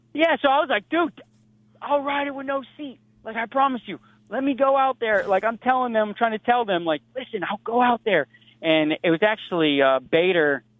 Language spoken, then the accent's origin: English; United States; I'm American